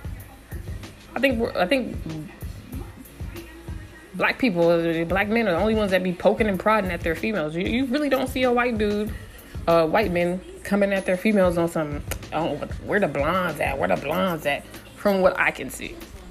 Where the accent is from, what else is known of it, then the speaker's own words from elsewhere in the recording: San Diego, California, United States; I'm from San Diego, 619